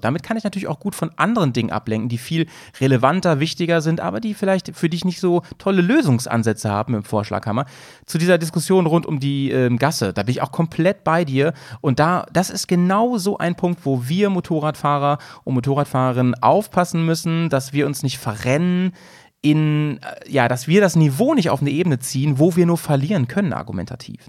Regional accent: Lower Saxony, Germany; born or raised there; now in Bremen, Germany

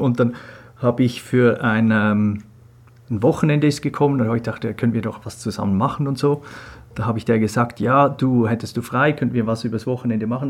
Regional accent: Switzerland; moved away as an adult; also born or lived in England; Ich bin in der Schweiz aufgewachsen

